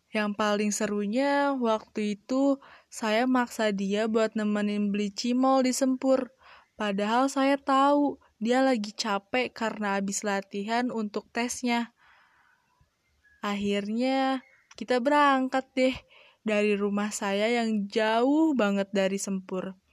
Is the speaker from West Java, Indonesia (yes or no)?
yes; Bogor, West Java, Indonesia; born there; Hari ini kota kelahiran saya sedang bertambah usia, kota yang terkenal dengan hujan dan rindu di dalamnya. Di Bogor banyak banget tempat yang seru